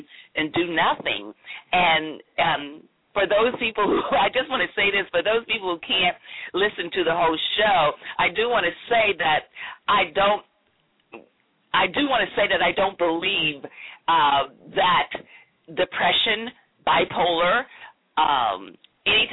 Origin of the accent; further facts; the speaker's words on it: Greensboro, North Carolina, United States; I grew up in North Carolina, Greensboro, North Carolina